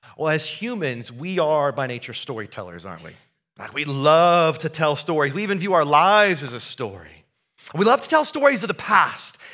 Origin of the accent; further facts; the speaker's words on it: Southeast Iowa, United States; moved away; we went back to the farm that I grew up on in Southeast Iowa